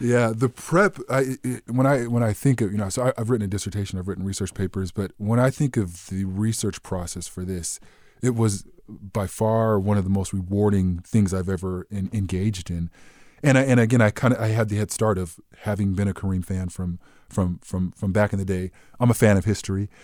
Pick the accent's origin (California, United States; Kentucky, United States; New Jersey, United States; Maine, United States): California, United States; Southern; I grew up in Southern California